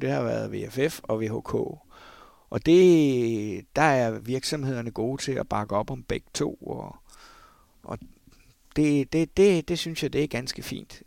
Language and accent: Danish; Lyngby, Capital Region of Denmark, Denmark; moved away; jeg kommer jo fra Lømpe Torbæk Kommune oprindeligt